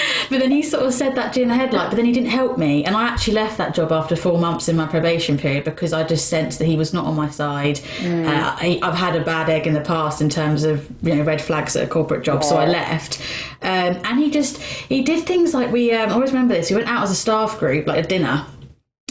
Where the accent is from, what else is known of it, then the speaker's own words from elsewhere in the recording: Luton, East of England, United Kingdom; moved away; also born or lived in Bedford; I'm from Luton